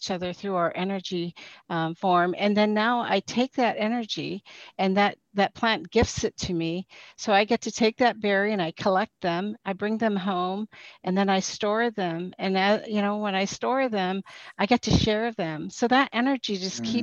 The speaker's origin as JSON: {"language": "English", "town": "Kotzebue", "region": "Alaska", "country": "United States", "tie": "born or raised there", "said": "I was born on the northwest coast of Alaska in a community called Kotzebue. So I was raised partially in Kotzebue and partially at Fish Camp"}